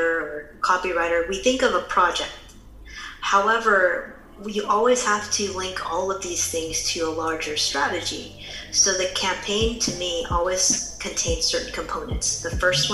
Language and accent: English; San Francisco Bay Area, California, United States; I'm from the San Francisco Bay Area